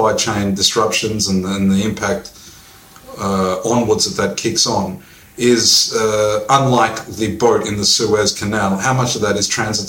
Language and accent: English; Australia; now in Amsterdam, Netherlands; we're Australian